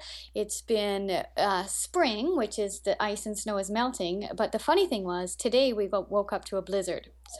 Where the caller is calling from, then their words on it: Canada; This is …, and I live right next to the Arctic Ocean in Canada. So if you know where Edmonton is and just fly straight north until you hit the Arctic Ocean, that's me